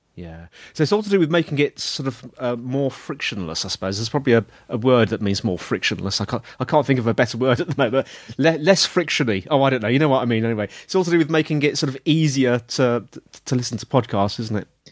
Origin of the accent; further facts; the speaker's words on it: United Kingdom; I'm British